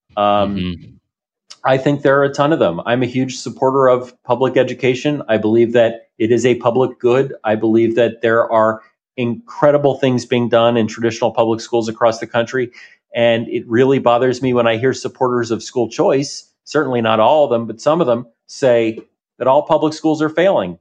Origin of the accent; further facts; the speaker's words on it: New Jersey, United States; I grew up in New Jersey